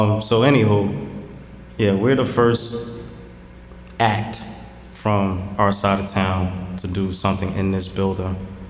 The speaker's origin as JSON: {"language": "English", "town": "Jersey City", "region": "New Jersey", "country": "United States", "said": "We're from Jersey City. We love the city."}